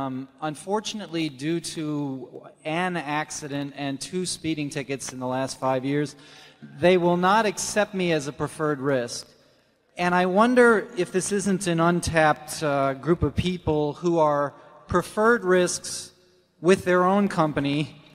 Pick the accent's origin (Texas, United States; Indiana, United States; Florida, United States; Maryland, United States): Maryland, United States; Parkton; I'm from Parkton, Maryland.